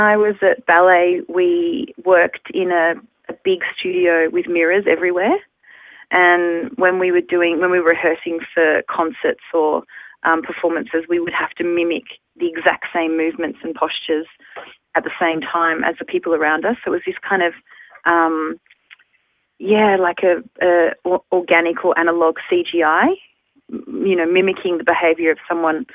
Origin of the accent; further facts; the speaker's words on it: Melbourne, Victoria, Australia; moved away as an adult; also born or lived in London; now in Amsterdam, Netherlands; I'm from Melbourne, but I was actually born in London. So I have, dual citizenship. And I moved to Australia when I was 3 years old